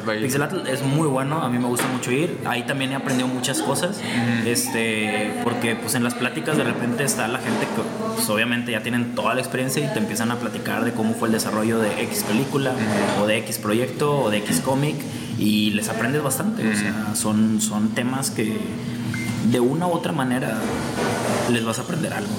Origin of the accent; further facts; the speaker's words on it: Mexico; como mexicano